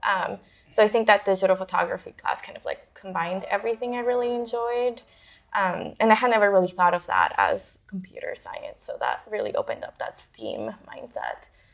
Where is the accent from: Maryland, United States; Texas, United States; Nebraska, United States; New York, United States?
Texas, United States; Houston; moved away as an adult; also born or lived in Parral, Chihuahua, Mexico / Ciudad Juárez, Chihuahua, Mexico; now in San Francisco, United States; I was born in uh, Parral, Chihuahua, um, and grew up in Juarez. So I think part of me has always, you know, I, I, was like a border. I grew up around the border, so the United States was always really close to mm-hmm. me. Um, and then my family moved to the United States to Houston, Texas, when I was nine